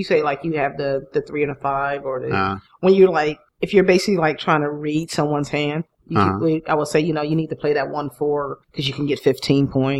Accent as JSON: {"language": "English", "town": "Youngstown", "region": "Ohio", "country": "United States", "tie": "born or raised there", "said": "where I grew up in Ohio"}